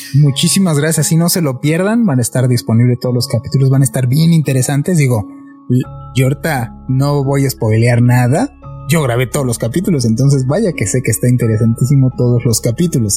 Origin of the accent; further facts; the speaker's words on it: Mexico City, Mexico; nosotros somos de la Ciudad de México